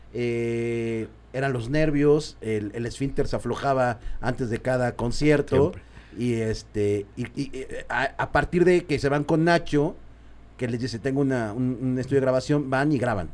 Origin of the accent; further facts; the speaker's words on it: Mexico; sí somos así los mexicanos